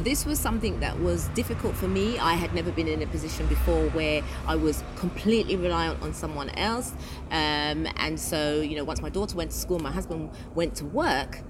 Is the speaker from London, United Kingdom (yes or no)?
yes; London, United Kingdom; moved away as an adult; now in United Arab Emirates; I'm from the UK. I come from London.